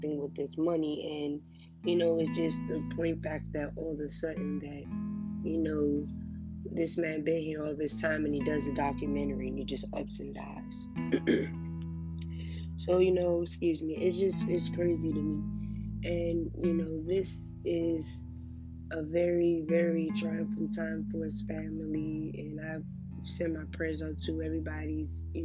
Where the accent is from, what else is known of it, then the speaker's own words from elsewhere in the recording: Washington, District of Columbia, United States; I'm from Washington, D.C., and, you know, where I'm from, it's pretty hard